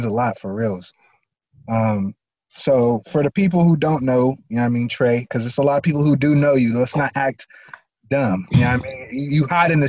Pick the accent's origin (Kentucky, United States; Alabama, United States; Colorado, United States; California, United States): California, United States; San Diego; I'm San Diego, like born and raised.